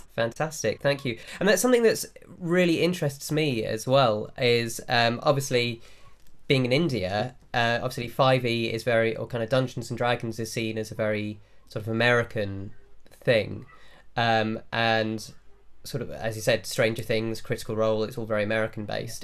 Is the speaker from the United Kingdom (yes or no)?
yes; England, United Kingdom; accent: English; we look English and we sound English, mm-hmm. but we grew up in homes that weren't English.